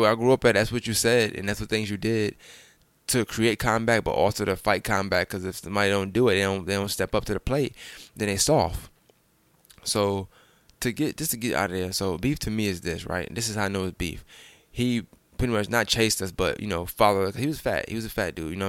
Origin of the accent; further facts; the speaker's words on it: New York City, New York, United States; So I'm from Bushwick Avenue, so I lived on Bushwick, but I frequented on Jefferson.